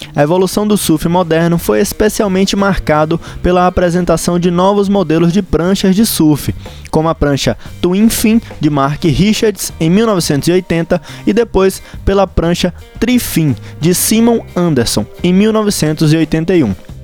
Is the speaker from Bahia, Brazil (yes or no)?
yes; Ilhéus, Bahia, Brazil; ilhéense que nem eu